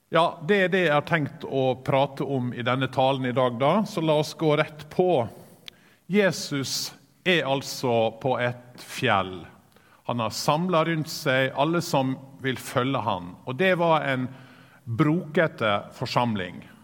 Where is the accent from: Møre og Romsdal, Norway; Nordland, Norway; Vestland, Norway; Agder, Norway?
Møre og Romsdal, Norway; Sykkylven; Når jeg vokste opp på bedehuset i Sykkylven